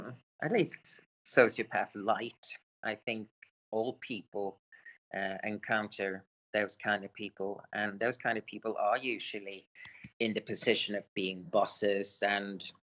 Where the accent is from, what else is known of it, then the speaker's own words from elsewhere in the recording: Sweden; born there; English is a second language; also born or lived in England; I was born in Sweden. As a young person, I moved to England, so I'm sort of half and half in a way. At the moment, I live in Sweden